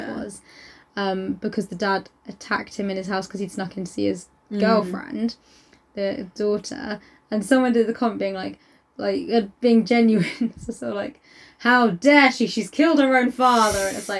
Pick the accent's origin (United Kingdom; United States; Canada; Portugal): United Kingdom; South East England; We're from Surrey.